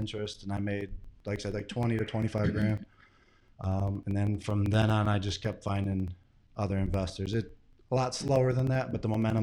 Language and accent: English; St. Clair Shores, Michigan, United States; I'm from St. Clair Shores.